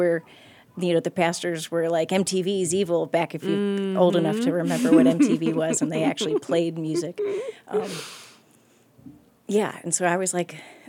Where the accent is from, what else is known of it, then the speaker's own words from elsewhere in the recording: Akron, Ohio, United States; Oh, yeah. So I was born in Akron. I have three sisters.